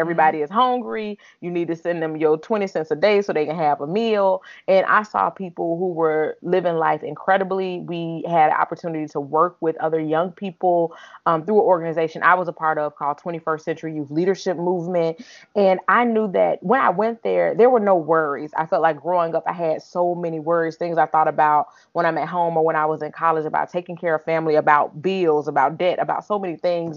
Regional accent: Alabama, United States; moved away; from Alabama, where I'm originally from

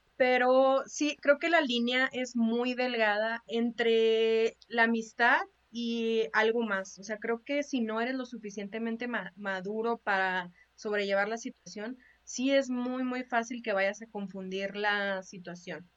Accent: Chihuahua, Mexico; tú y yo somos de Chihuahua

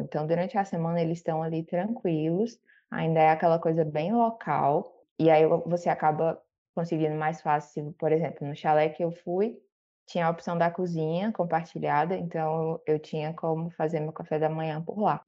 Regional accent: Fortaleza, Ceará, Brazil; eu sou aqui de Fortaleza, no Ceará

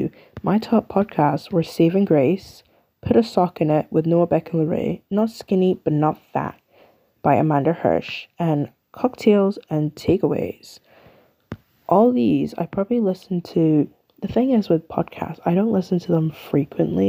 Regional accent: United Kingdom; I'm from the UK. I'm British

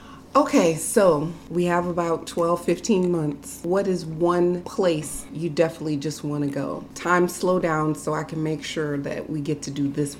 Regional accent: Louisiana, United States; growing up in Louisiana

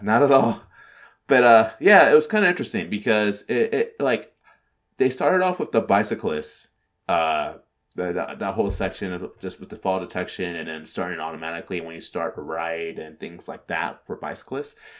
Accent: California, United States; being from California

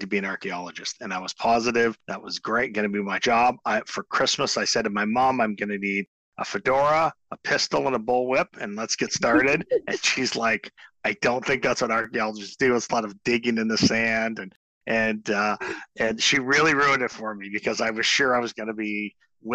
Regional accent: Owen Sound, Ontario, Canada; now in Kingston, Canada; I'm from Owen Sound initially. I grew up on a farm in Owen Sound, so we're near Owen Sound.

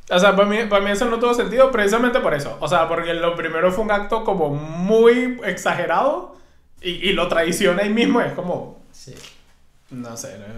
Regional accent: Venezuela; moved away; Yo vengo de Venezuela.

